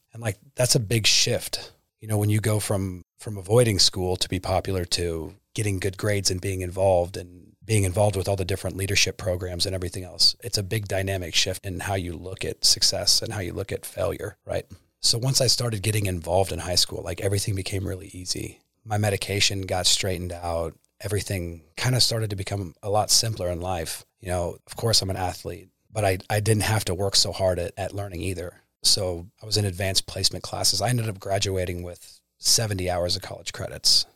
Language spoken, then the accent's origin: English; Pomona Lake, near Topeka, Kansas, United States; also born or lived in Wichita, Kansas; originally from Wichita, Kansas. Born there. My family moved to Pomona Lake, just south of Topeka